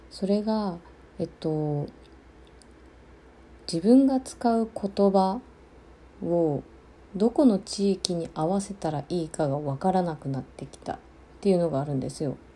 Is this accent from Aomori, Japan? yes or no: no; Okinawa, Japan; 生まれてから20年間は沖縄に住んでたので沖縄のこうなり方とか方言がこうスラスラっと出てくるかって言ったら実